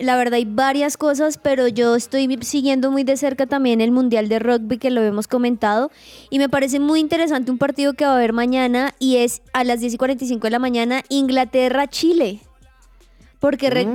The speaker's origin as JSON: {"language": "Spanish", "town": "Sogamoso", "region": "Boyacá", "country": "Colombia", "moved": "yes", "lives_now": "Bogotá, Colombia", "said": "en Sogamoso donde él se acercó, del lugar de donde soy"}